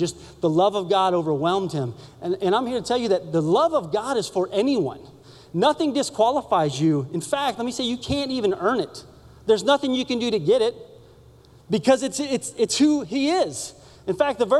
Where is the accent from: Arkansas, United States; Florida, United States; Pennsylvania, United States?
Florida, United States; Sanford; I grew up in Orlando, north of Orlando, in a little town called Sanford